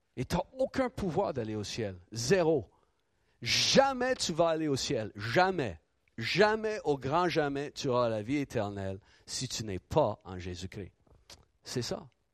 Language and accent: French; Ottawa, Ontario, Canada; tout le quartier euh, où, j'ai grandi à Ottawa